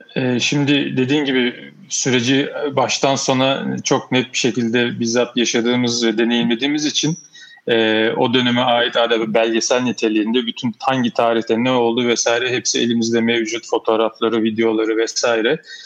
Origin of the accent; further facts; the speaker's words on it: Istanbul, Turkey; also born or lived in Ankara; 1973 e, İstanbul Kadıköy doğumluyum.